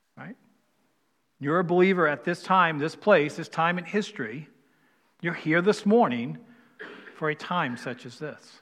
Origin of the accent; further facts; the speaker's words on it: East Coast, United States; moved away; I'm from the East Coast